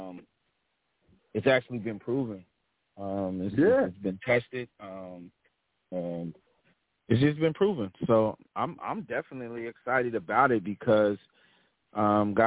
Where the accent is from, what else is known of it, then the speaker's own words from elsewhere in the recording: Stone Mountain, Georgia, United States; now in Charlotte, United States; I actually call home Atlanta, Stone Mountain, which is where a lot of my youth that I was